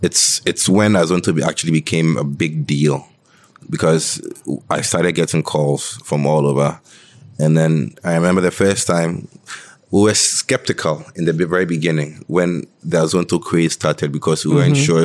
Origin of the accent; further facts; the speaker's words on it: Greater Accra, Ghana; We're from Tema, Adenta